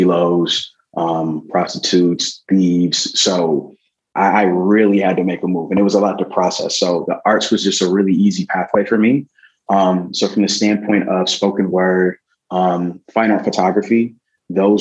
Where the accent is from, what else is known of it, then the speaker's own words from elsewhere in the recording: Milwaukee, Wisconsin, United States; growing up in Milwaukee, Wisconsin